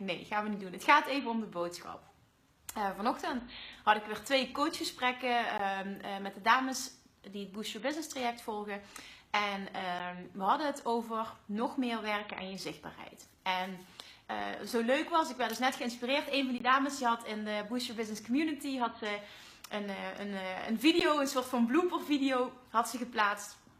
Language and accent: Dutch; Limburg, Netherlands; accent: Limburgs; mijn Limburgse accent.